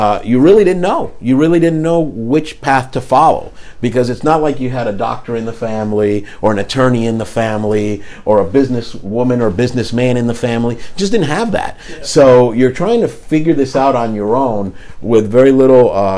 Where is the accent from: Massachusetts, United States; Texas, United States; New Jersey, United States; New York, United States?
New Jersey, United States; Paterson; also born or lived in Miami; I was born in Paterson, New Jersey